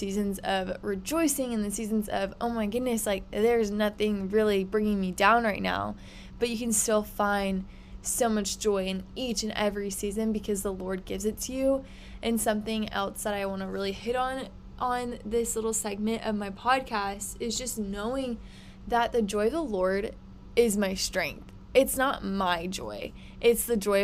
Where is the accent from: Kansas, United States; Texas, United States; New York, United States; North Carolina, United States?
Texas, United States; Houston; I am from Houston, Texas, so love Texas. Born and raised, have lived here my whole life.